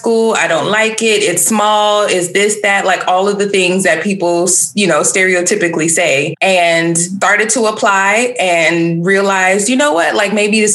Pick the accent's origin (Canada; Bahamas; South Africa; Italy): Bahamas; moved away as an adult; I'm Bahamian, first of all. So I don't think people even realize, like, I'm not American by birth